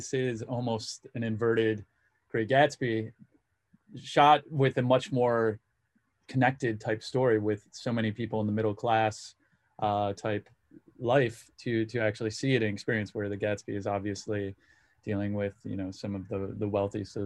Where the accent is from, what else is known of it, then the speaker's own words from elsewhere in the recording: West Michigan, United States; I'm from West Michigan